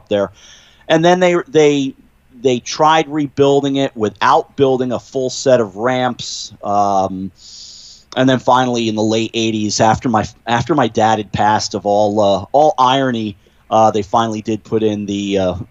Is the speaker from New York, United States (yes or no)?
yes; Mahopac, New York, United States; moved away as an adult; also born or lived in Peekskill, New York; now in Greenwich, United States; I grew up in Mayo Pack